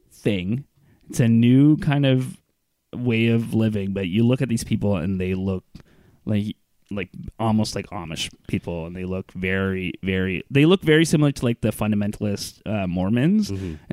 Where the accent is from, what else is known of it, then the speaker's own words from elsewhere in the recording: Iran; I I've been an atheist my whole life. I grew up in Iran with the clergy. Yeah. Like my dad was a clergy, and I somehow managed to become out an atheist